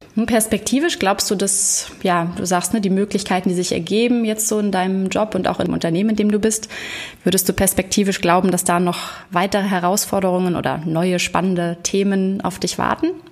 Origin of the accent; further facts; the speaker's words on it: Hamburg, Germany; heute aus Hamburg, meiner Heimatstadt